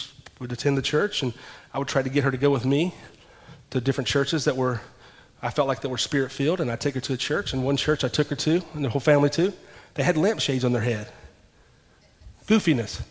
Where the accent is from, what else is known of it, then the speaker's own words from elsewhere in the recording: Ashland, Kentucky, United States; I'm from Ashland, Kentucky